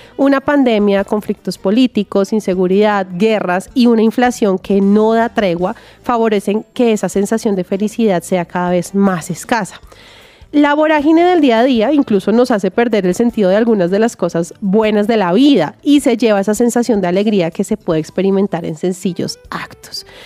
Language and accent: Spanish; Bogotá, Colombia; yo nací en Bogotá, toda mi familia es santanderiana, por ende yo también soy santanderiana